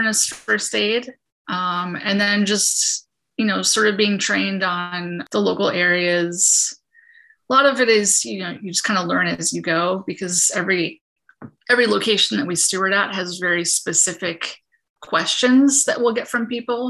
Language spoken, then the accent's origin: English; Peekskill, New York, United States; I grew up in the Hudson Valley, grew up in Peekskill